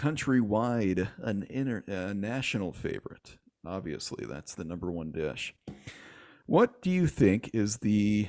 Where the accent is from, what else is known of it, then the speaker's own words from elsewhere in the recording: Michigan, United States; moved away; Rolls from my home state of Michigan